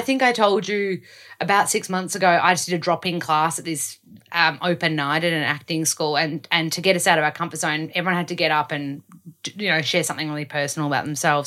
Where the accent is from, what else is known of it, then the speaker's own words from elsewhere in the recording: Australia; accent: Aussie; I don't wanna lose my Aussie accent.